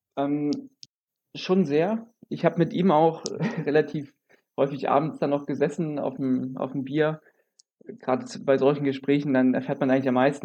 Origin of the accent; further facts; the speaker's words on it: Germany; also born or lived in Jena / Leipzig; bei uns in Deutschland